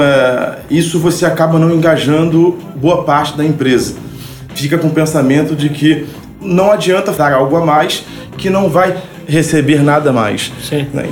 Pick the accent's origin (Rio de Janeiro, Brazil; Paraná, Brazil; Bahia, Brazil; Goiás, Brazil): Rio de Janeiro, Brazil; Nascido e também criado no subúrbio do Rio de Janeiro, na verdade numa comunidade carente, né, do chamado Morro da Serrinha, em Madureira.